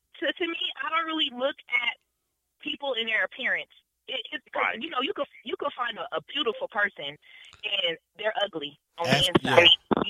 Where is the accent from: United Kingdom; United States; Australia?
United States; Denver, Colorado; I'm from Denver, Colorado, y'all. I'm from the city of the mountains, cows, and the horses.